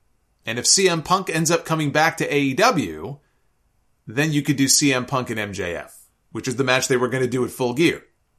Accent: Winnipeg, Manitoba, Canada; Remember, I'm from Winnipeg, you idiot.

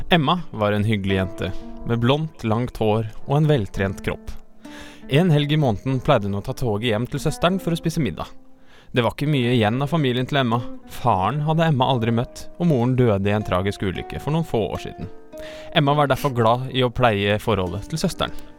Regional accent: Mo, Innlandet, Norway; moved away; Det ligger i Mo, i en bitte lille kommune Nord-Odalen, som vil si rett siden av mitt hjemhus

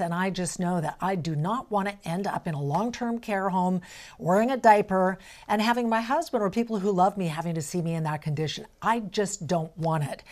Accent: Alberta, Canada; now in British Columbia, Canada; I'm from Alberta. That's kind of my home weather

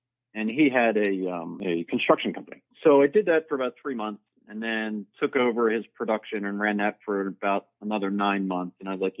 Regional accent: Philadelphia, Pennsylvania, United States; Because I'm from Philly. Philly's a pretty small market.

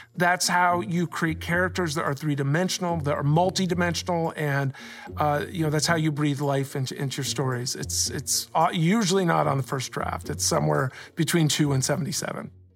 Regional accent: Columbus, Ohio, United States; I grew up in Columbus, Ohio.

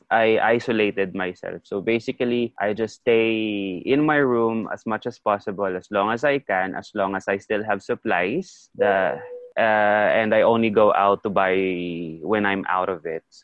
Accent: Iloilo City, Western Visayas, Philippines; moved away as an adult; now in Beijing, China; I came here in 2009, late of 2009. And I am definitely a Filipino from Iloilo

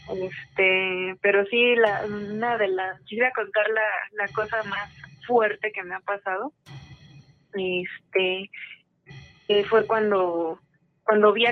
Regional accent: Mexico City, Mexico; Eh, de la Ciudad de México.

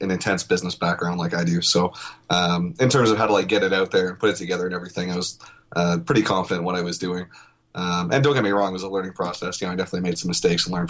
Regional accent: Canada; now I'm Canadian

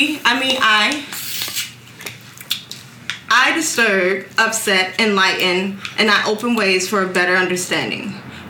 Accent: Valletta, Malta; Like I said, I'm from Valletta.

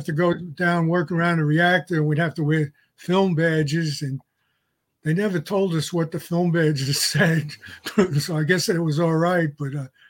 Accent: New York City, New York, United States; I lived in Westerly in Staten Island on Khyber Court, which is around the corner from the National Guard Armory, about a quarter mile from Clove Lakes Park. It was a real great place to live.

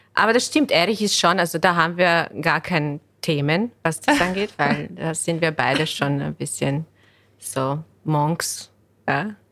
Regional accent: Bosnia & Herzegovina; German is a second language; now in Vienna, Austria; ich komme ursprünglich aus Bosnien. Ich bin äh, Ende 2003 nach Wien gezogen und ich habe hier Deutsch gelernt

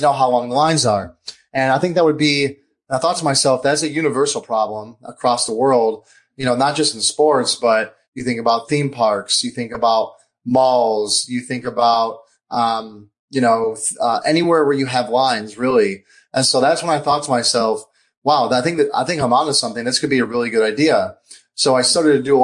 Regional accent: Michigan, United States; I'm from Michigan

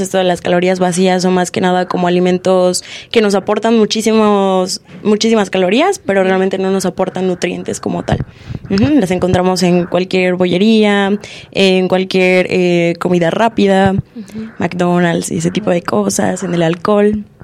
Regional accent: Mexico; somos mexicanos

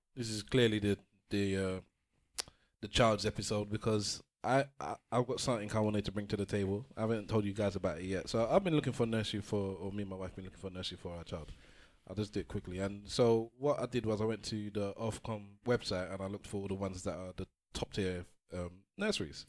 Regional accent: Nigeria; now in England; I'm Nigerian.

